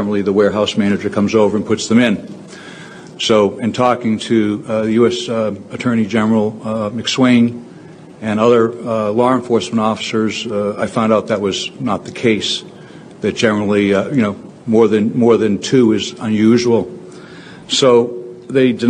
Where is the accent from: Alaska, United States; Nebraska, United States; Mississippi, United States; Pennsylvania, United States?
Pennsylvania, United States; Delaware County; I'm from Delaware County